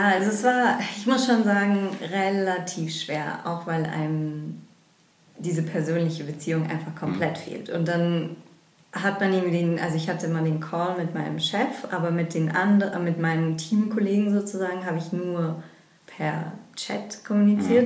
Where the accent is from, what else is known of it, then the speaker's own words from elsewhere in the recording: Frankfurt, Hesse, Germany; also born or lived in England; wieder in meine Heimatstadt Frankfurt zurückgekommen